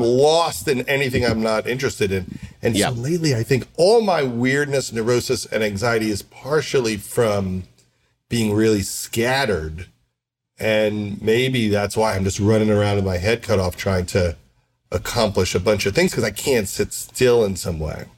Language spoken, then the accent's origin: English; Syosset, New York, United States; I grew up middle class on Long Island